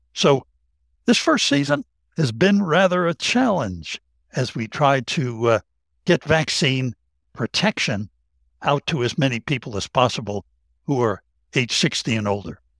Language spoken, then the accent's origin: English; Tennessee, United States; that's my home state in Tennessee